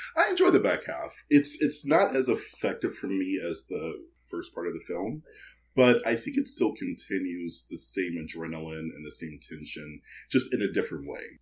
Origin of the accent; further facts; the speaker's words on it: Michigan, United States; I'm from Michigan